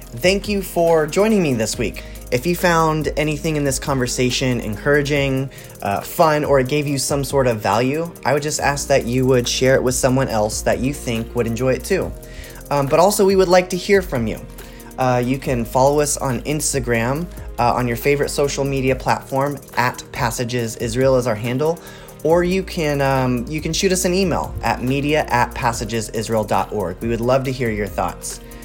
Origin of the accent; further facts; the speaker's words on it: Texas, United States; I grew up in Texas